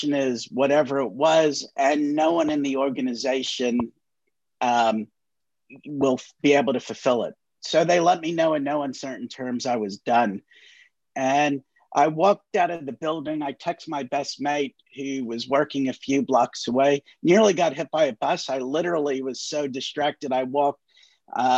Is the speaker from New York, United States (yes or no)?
yes; New York, United States; moved away as an adult; now in New Zealand; I grew up in New York and was always a volunteer firefighter and paramedic in the States.